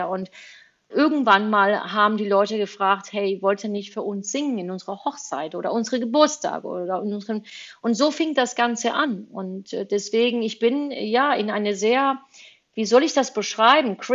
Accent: Spain; born there; deswegen bin ich auch in Spanien geboren, weil mein Vater irgendwann mal nach Spanien gezogen ist.

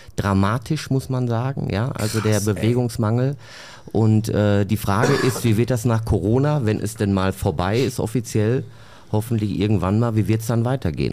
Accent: Bottrop, North Rhine-Westphalia, Germany; ich bin ja in Bottrop aufgewachsen

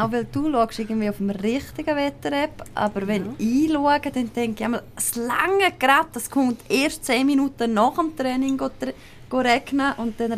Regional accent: Graubünden, Switzerland; Ähm, also man hört es ja sehr gut. Also ich komme aus Graubünden.

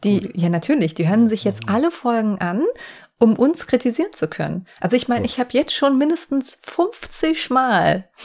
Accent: Offenbach am Main, Hesse, Germany; dass ich aus Offenbach komme

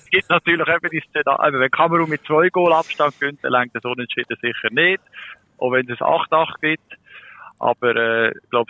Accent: Germany; Für mich als Deutsche

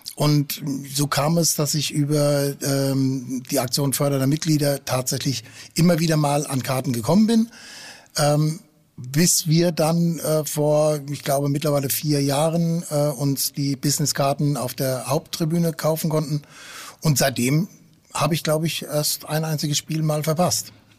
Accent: Frankfurt am Main, Hesse, Germany; also born or lived in Friesland; now in Hamburg, Germany; Ich bin äh, gebürtig aus Friese, äh, bin aber in Frankfurt am Main aufgewachsen.

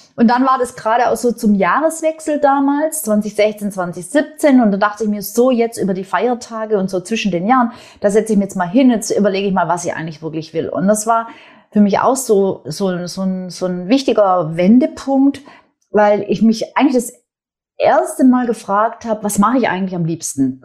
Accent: Swabia, Germany; accent: Swabian; ich bin, wie man auch so ein bisschen hört, wer, wer sich auskennt, ich bin gebürtige Schwäbin, ich bin in einem schwäbischen Unternehmerhaushalt aufgewachsen

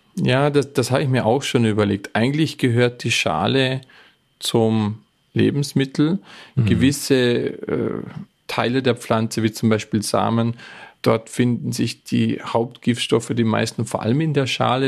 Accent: Bregenz Forest, Vorarlberg, Austria; moved away; der Bregenzer Wald, wo ich herkomme, ist wahrscheinlich das Holzbauzentrum der Welt schlechthin

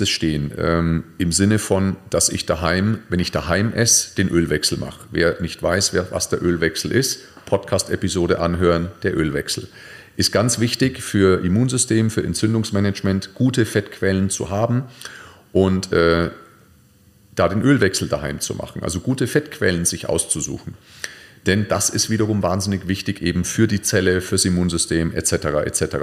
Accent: Nuremberg, Bavaria, Germany; Oder mal eine Nürnberger, ich komme ja aus Nürnberg, Nürnberger Bratwurst finde ich sensationell

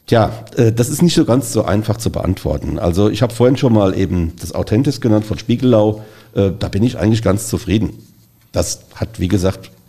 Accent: Mainz, Rhineland-Palatinate, Germany; Also als Mainzer müssen wir natürlich vorrangig erstmal.

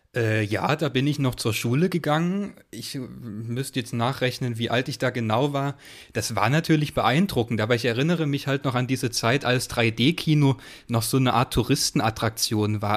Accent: Chemnitz region, Saxony, Germany; ich komme so aus der Chemnitzer Region

